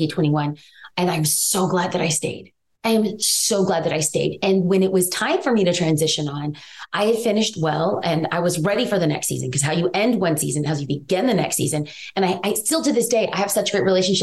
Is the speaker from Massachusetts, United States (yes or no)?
no; Los Angeles, California, United States; I am from East